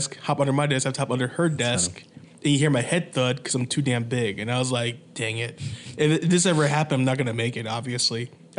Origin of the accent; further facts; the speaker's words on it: Florida, United States; I was born and raised in Florida.